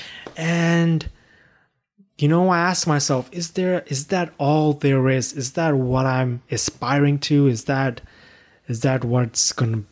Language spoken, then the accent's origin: English; Pakistan; moved away as an adult; also born or lived in China; now in Canada; I was born in China, raised in Pakistan, and I came here to Canada at age 18 for my undergraduate studies